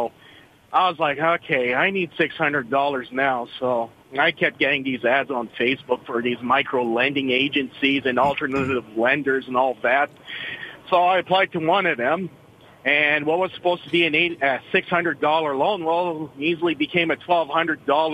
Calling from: Mattawa, Ontario, Canada; I'm calling from beautiful Mattawa, Ontario.

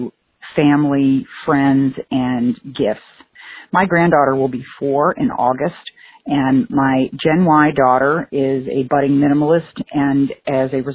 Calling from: Maryland, United States; I'm calling from Maryland.

